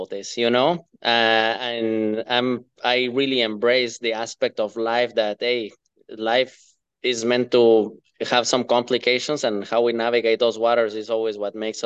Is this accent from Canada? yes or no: no; Guatemala; moved away as an adult; now in Minnesota, United States; I'm a guy from Guatemala, from Central America, that moved to the US, but started living in Minnesota in 2012.